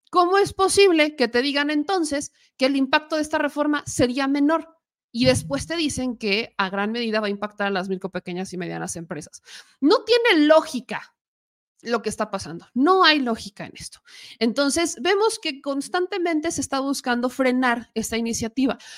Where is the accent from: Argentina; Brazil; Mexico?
Mexico; el por qué como mexicanos o como empleados no nos manifestamos, pues porque está en riesgo el trabajo